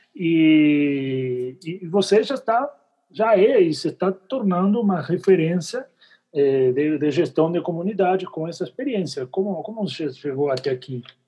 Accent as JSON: {"language": "Portuguese", "country": "Argentina", "said": "Eu sou argentino"}